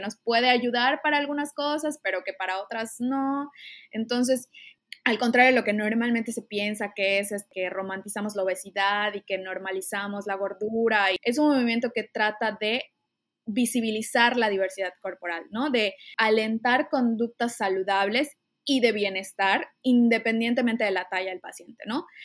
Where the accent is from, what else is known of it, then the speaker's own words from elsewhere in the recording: Mérida, Yucatán, Mexico; yo soy, antes que nada, yucateca, soy de Mérida